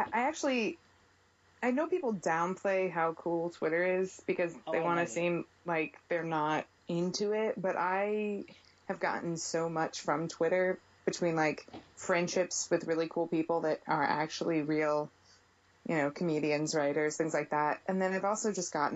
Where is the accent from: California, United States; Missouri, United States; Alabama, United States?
Missouri, United States; St. Louis; moved away; I'm from St. Louis, and from like a big Italian family